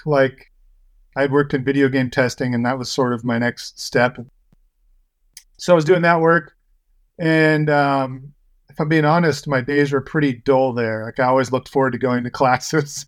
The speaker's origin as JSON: {"language": "English", "town": "Paso Robles", "region": "California", "country": "United States", "tie": "born or raised there", "said": "I grew up in Paso Robles"}